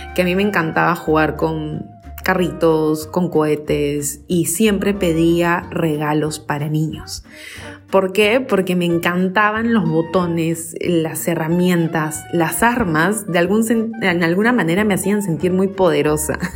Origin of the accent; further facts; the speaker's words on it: Lima, Peru; Yo tengo 37 años, eh, nací acá en Lima, Perú